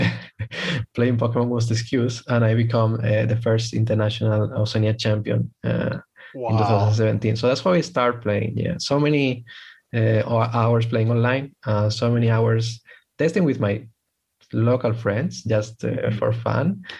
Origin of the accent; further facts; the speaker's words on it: Spain; from Spain